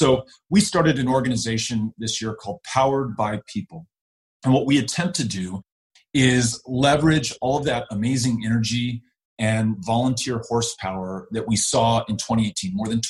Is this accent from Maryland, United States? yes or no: no; Texas, United States; beyond my pride as a Texan